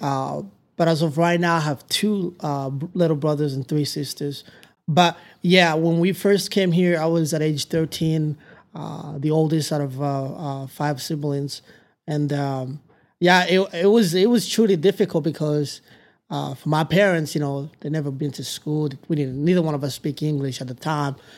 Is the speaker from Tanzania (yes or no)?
yes; Tanzania; English is a second language; also born or lived in Democratic Republic of the Congo / Palo Duro Canyon area, United States; now in United States; We lived in all these refugee camps since we arrived in Tanzania